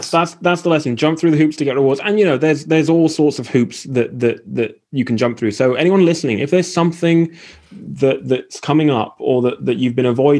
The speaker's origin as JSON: {"language": "English", "region": "East of England", "country": "United Kingdom", "tie": "born there", "said": "The trouble is I was born in Essex."}